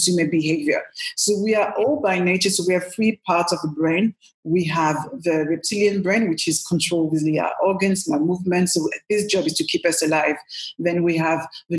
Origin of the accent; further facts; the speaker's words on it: Paris, Île-de-France, France; also born or lived in Cameroon; now in London, United Kingdom; as you can hear from my accent, I was born in Paris. I'm French born, proud Cameroonian as well. And I came to London, you know, a while ago now